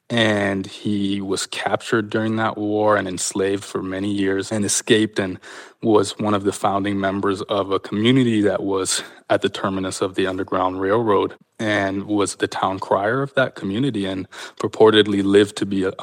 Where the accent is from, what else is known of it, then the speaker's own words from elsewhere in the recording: Canada; It was certainly, you know, one of the narratives that I was brought up on as a kind of defining moment in Canada's history.